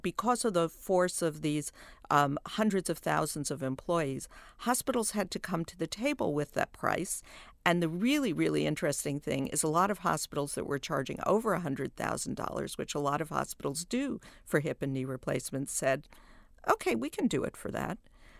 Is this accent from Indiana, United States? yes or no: no; New York, United States; I am from New York, where there are three or four really great hospital systems.